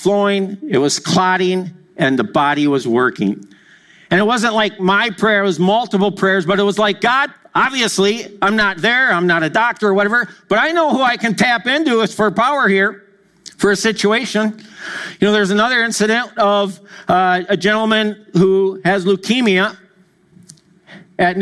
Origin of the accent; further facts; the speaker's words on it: Madison, Wisconsin, United States; I grew up in Madison, Wisconsin